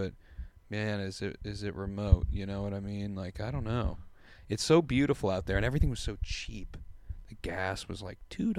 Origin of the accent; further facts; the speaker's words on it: Portland, Oregon, United States; I'm from Portland.